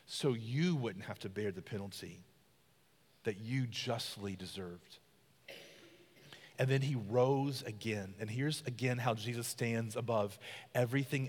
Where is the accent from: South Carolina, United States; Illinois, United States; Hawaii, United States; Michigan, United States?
South Carolina, United States; I'm from the country. I'm a South Carolina boy. I'm a country boy.